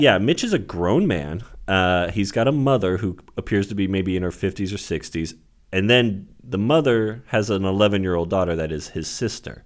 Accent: Santa Rosa, California, United States; Santa Rosa, my hometown

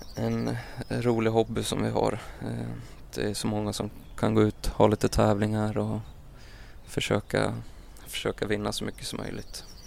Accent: Mora, Dalarna County, Sweden; jag växte upp i Mora, en ganska lugn uppväxt

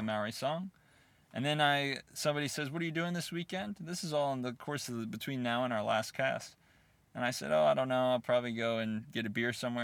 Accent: United States; as an American sitting there

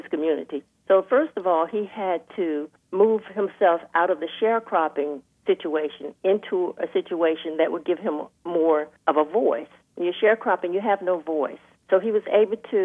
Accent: Northampton County, North Carolina, United States; moved away as an adult; now in Durham, United States; I grew up in Northampton County, North Carolina

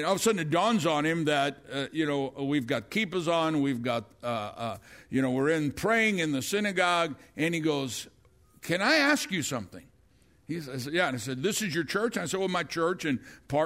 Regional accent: Dallas, Texas, United States; Dallas, Texas

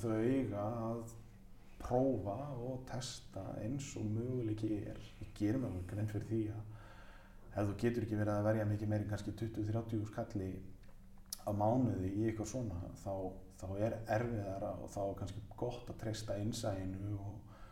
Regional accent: Mosfellsbær, Capital Region, Iceland; Afturvelding mitt, eh, mitt lið í mínum heimabæi

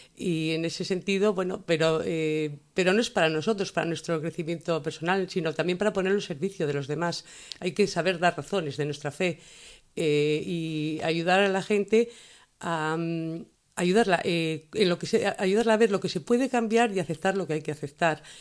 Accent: Asturias, Spain; como asturiana

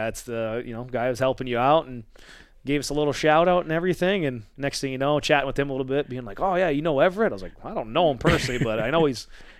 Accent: British Columbia, Canada; Like, I've always had to play a lot of my hockey growing up in British Columbia, driving that 2.5 hours to Vancouver, and played a lot there.

